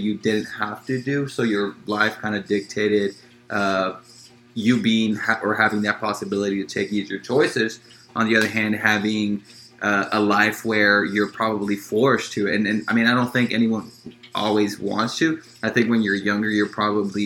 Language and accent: English; Los Angeles, California, United States; I grew up in South Central Los Angeles